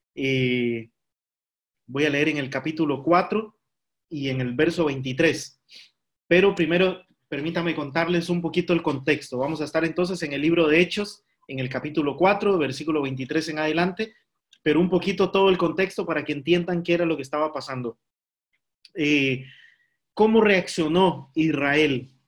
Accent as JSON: {"language": "Spanish", "country": "Costa Rica", "moved": "yes", "lives_now": "Spain", "said": "somos los costarricenses"}